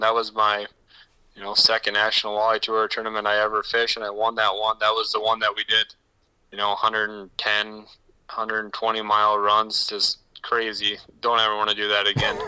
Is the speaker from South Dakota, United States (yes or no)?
yes; Woonsocket, South Dakota, United States; moved away as an adult; also born or lived in O'Neill, Nebraska; now in Pierre, United States; I was born in Woonsocket, which is yeah. um, right between Mitchell and um, Huron, South Dakota.